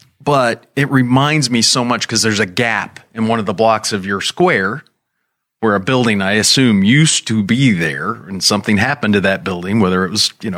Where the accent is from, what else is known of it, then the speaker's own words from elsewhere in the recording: Bedford, Indiana, United States; where I grew up in Bedford, Indiana